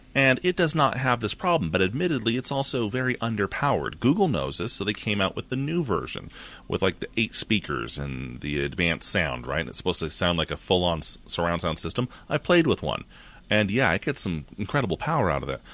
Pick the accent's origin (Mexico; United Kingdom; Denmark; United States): United States; I'm American.